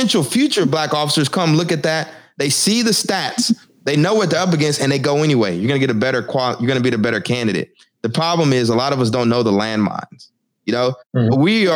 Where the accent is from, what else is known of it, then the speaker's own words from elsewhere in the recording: Texas, United States; now in Newark, United States; I'm from Texas. I live in Newark now